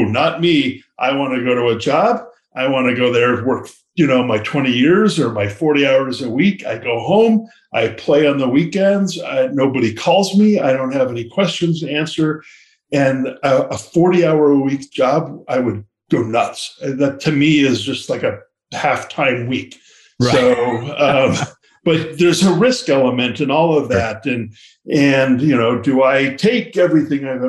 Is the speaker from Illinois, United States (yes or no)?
no; Lafayette, California, United States; I grew up in Lafayette, California